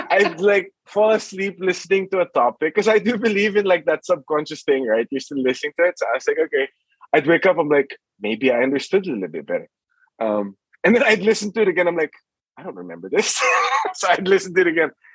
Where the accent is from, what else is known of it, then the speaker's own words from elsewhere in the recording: Philippines; moved away; I grew up in the Philippines